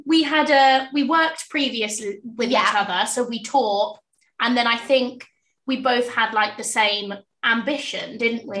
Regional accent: Portsmouth, South East England, United Kingdom; also born or lived in South Wimbledon; now in London, United Kingdom; I'm from Portsmouth originally, so the sunny south coast, and I currently live in South Wimbledon.

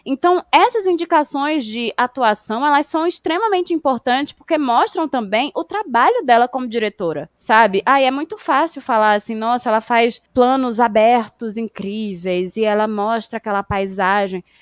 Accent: Brazil

